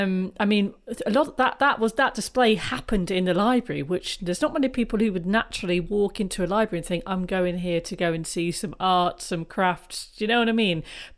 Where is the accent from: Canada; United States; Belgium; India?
India; now in Coventry, United Kingdom; I'm from an Indian village where we used to use natural clay to make beads and thread them on wool. I grew up in nature.